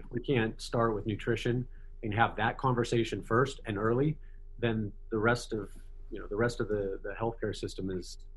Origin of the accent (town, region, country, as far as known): United States